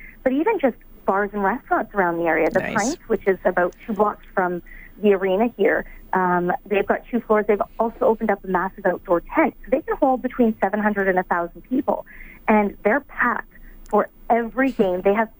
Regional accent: Vancouver, British Columbia, Canada; now in Winnipeg, Canada; I'm originally from Vancouver

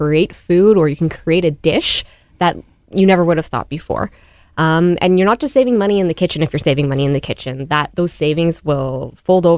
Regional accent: Manitoba, Canada; I grew up like in Manitoba housing

